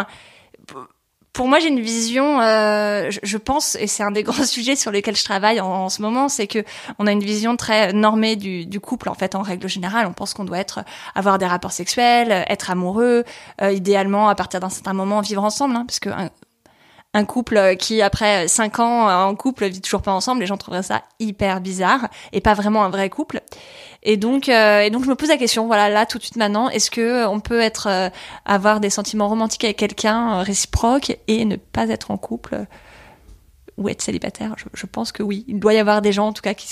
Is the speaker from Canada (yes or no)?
no; Paris, Île-de-France, France; Née à Paris, quoi, genre euh, la vraie.